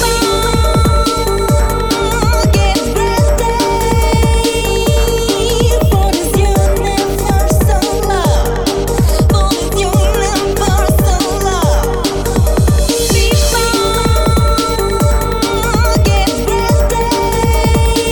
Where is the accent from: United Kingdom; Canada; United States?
United Kingdom; Southampton, South East England; my hometown, Southampton.